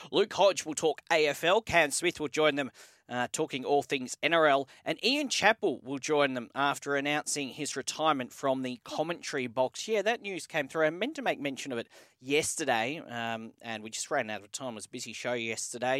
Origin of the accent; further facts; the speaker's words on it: Sydney, New South Wales, Australia; I'm from Sydney